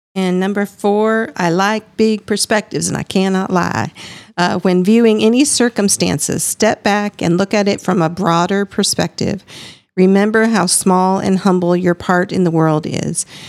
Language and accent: English; Iowa, United States; I am also from the Midwest and grew up a severely strict fundamentalist